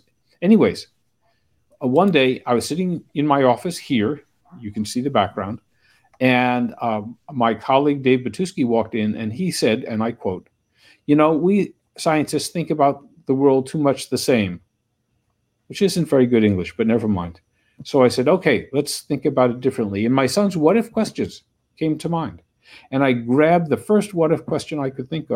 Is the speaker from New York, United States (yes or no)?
yes; New York, United States; moved away as an adult; also born or lived in Westchester County, New York / Cardiff, Wales; now in Orono, Maine, United States; I grew up in New York, in the city and in Westchester County